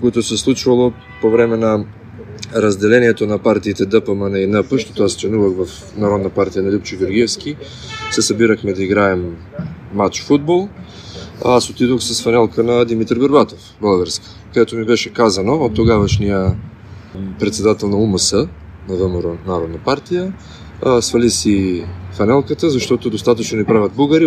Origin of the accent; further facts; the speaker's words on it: Skopje, North Macedonia; moved away as an adult; now in Sofia, Bulgaria; аз от 7 години съм в София, обаче преди това съм имал много проблеми. Даже мен, моя прякор ми беше българина. И това българина беше, ми беше казвано като обида към мен. Делно от това, че къщата ми в Скопия